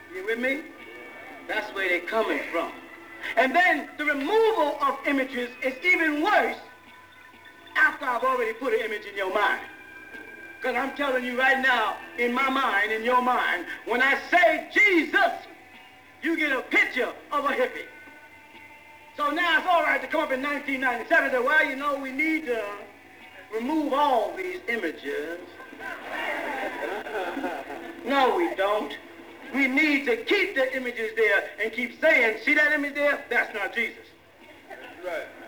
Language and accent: English; Boston, Massachusetts, United States; I'm from Boston